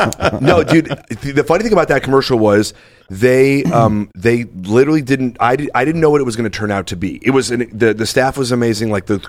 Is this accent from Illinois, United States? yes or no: yes; Chicago, Illinois, United States; I'm from Chicago.